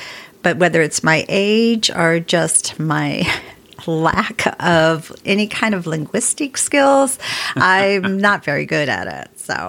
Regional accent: Pueblo, Colorado, United States; my daughter, who lives in Pueblo, Colorado, where I'm from

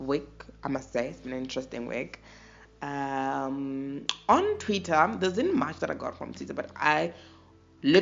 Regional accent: South Africa; I'm a South African.

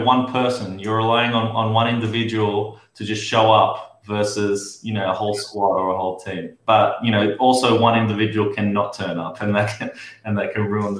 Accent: Sydney, New South Wales, Australia; moved away as an adult; also born or lived in New York, United States; now in Miami, United States; I'm from Sydney

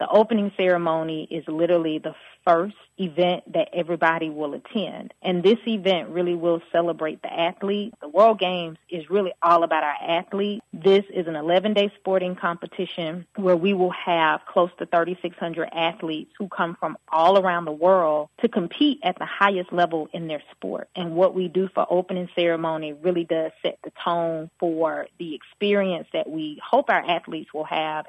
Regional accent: Dothan, Alabama, United States; moved away as an adult; now in Birmingham, United States; although Birmingham has become home, everybody knows, like, hey, this girl, she's from Dothan. So it's exciting to know where I came from, being raised on Pine Street and also in Bamadale, and graduating from Northview High School

